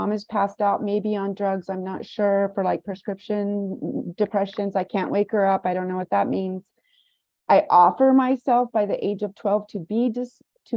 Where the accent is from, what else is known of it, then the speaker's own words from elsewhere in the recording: Kansas, United States; now in Los Angeles, United States; my hometown, small town Kansas